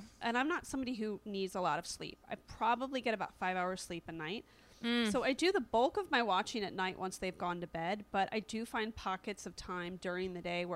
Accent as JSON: {"language": "English", "region": "East Coast", "country": "United States", "moved": "yes", "lives_now": "California, United States", "said": "I'm from the East Coast"}